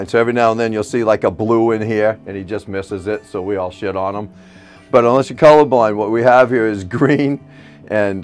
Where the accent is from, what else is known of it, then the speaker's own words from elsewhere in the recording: Maine, United States; And my wife, my son, we're from Maine